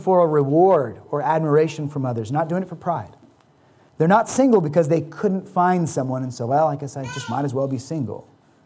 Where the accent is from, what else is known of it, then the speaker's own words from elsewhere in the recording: United States; As American Christians